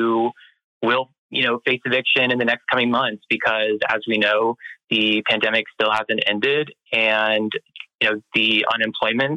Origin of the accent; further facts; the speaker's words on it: Florida, United States; moved away; I'm originally from Florida